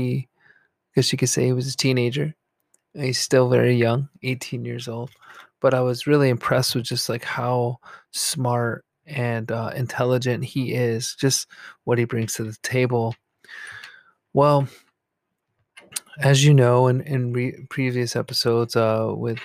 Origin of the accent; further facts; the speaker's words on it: New York, United States; now in New Jersey, United States; I live in actually New Jersey, the state of New Jersey. And I'm close to New York City and I grew up in New York.